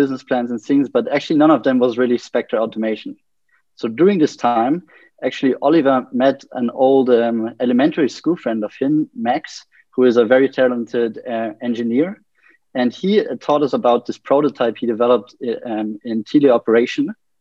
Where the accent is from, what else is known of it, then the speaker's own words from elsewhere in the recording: Munich, Bavaria, Germany; I'm from Munich, 24 years old.